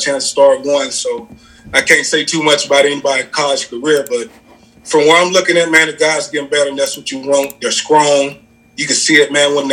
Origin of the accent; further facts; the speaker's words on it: Mississippi, United States; moved away as an adult; now in Lincoln, United States; I'm from Mississippi, yeah. So I'm sorry for anybody who probably can't understand me. I'm from the swamp, man. I'm from Mississippi